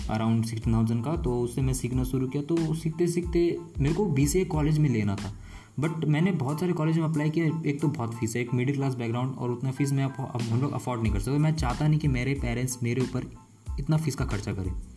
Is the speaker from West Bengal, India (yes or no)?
yes; West Bengal, India; मैं basically waste Bengal से हूँ